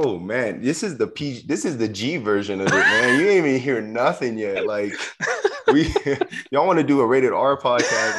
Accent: Southern California, United States; moved away; I grew up in Southern California

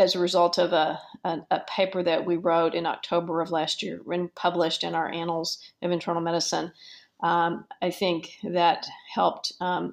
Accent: Dallas, Texas, United States; as a 10-year-old child in Dallas, which is my hometown

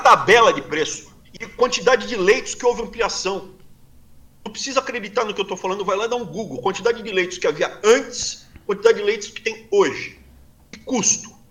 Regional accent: Brazil; moved away as an adult; now in United States; Sou brasileiro, me sinto bem no Brasil. Mais especificamente na região que eu cresci, eu me sinto bem ali, Mato Grosso do Sul, São Paulo, Sul de Minas, norte do Paraná

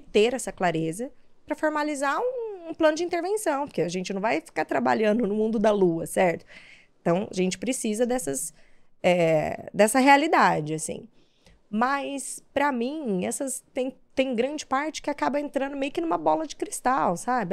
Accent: São José do Rio Preto, São Paulo, Brazil; eu sou do interior de São Paulo, né? De São José do Rio Preto

